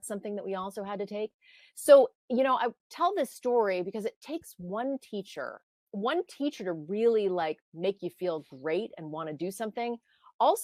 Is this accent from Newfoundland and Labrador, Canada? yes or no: no; Ottawa, Ontario, Canada; moved away; also born or lived in Toronto; growing up in Canada, I was born in Toronto, but I grew up in Ottawa.